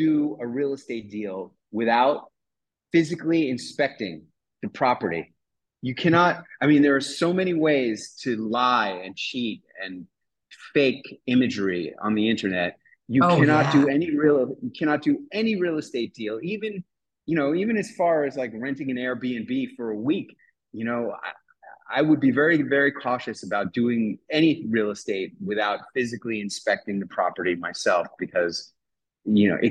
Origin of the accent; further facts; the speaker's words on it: New York City, New York, United States; moved away as an adult; now in Acapulco, Mexico; I'm a native New Yorker. I grew up in New York City in Midtown Manhattan.